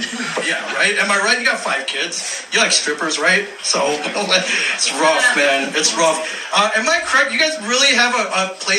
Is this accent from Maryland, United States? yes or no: no; New Jersey, United States; now in Albuquerque, United States; So like I mentioned, I'm from New Jersey. I'm from out of town.